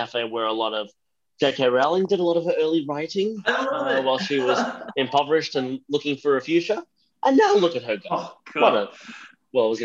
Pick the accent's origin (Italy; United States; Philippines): Philippines; moved away; I'm originally from the Philippines